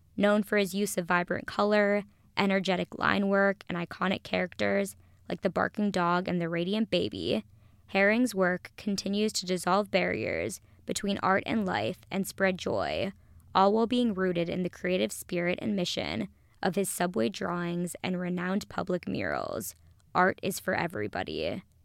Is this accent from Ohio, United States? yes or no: no; Minneapolis, Minnesota, United States; now in Los Angeles, United States; my hometown, Minnesota